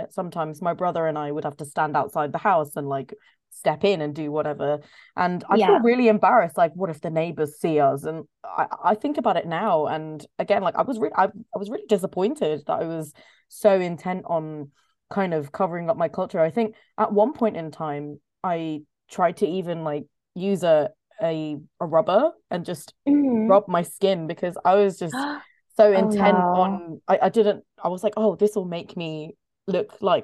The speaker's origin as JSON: {"language": "English", "country": "United Kingdom", "tie": "born or raised there", "said": "I really struggle to connect with my heritage and at the same time blend into British culture growing up"}